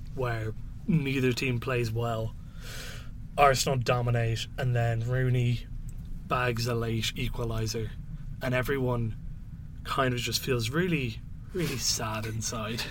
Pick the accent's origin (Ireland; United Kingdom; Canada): Ireland; I'm Irish